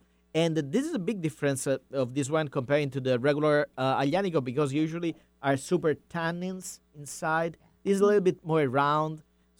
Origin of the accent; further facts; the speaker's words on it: Campania, Italy; moved away; I'm coming from south. I was born in Campania.